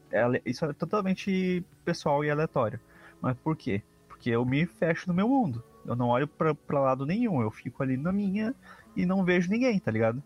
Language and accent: Portuguese; Brazil; sou brasileiro